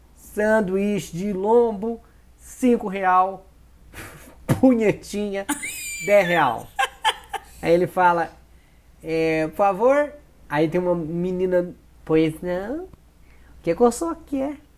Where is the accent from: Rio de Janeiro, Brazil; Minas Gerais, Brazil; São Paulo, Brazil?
Minas Gerais, Brazil; accent: mineiro; eu sou mineirinho